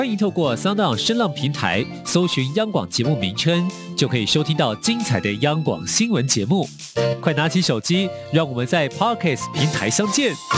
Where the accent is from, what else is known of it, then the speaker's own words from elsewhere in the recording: Hong Kong; 对我们香港人来说